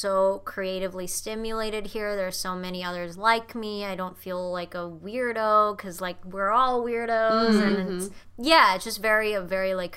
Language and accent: English; Jakarta, Indonesia; moved away as an adult; also born or lived in Nashville, United States; now in Los Angeles, United States; I was born and raised in Indonesia